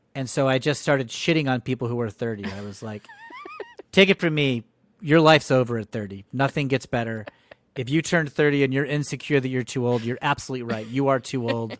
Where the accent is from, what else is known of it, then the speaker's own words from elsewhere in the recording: Connecticut, United States; I grew up in Connecticut